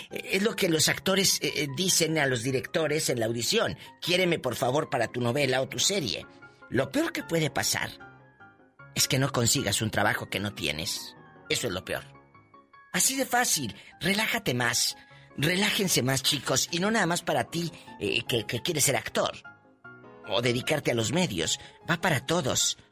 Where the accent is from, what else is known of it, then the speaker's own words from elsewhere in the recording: Matamoros, Tamaulipas, Mexico; mi amiga y paisana de Matamoros, Tamaulipas